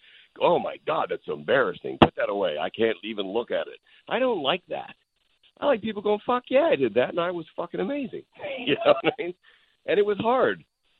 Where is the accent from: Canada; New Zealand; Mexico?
Canada; moved away as an adult; now in Los Angeles, United States; Look, I came from Canada. I drove down with $200 in a Dodge Colt